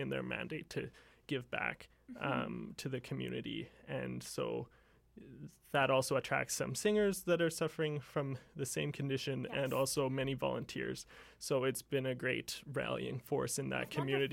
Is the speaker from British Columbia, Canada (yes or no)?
yes; Dawson Creek, British Columbia, Canada; the Vancouver Symphony came up to my hometown, Dawson Creek, when I was 5